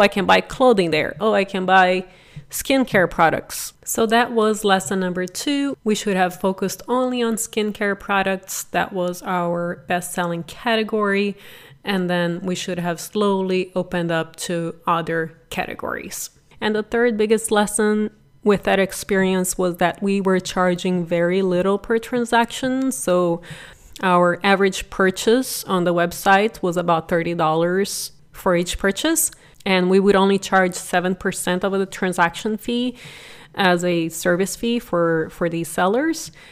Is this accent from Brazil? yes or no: yes; Brazil; English is a second language; moved away as an adult; also born or lived in San Jose, United States; now in United States; I am originally from Brazil and was very blessed to come here at eighteen